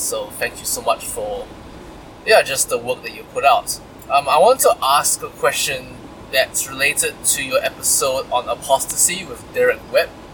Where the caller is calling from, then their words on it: New Zealand; I'm calling from New Zealand